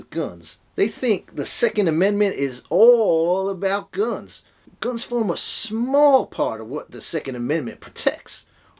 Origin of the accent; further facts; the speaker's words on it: United States; I'm an American. I don't do irony.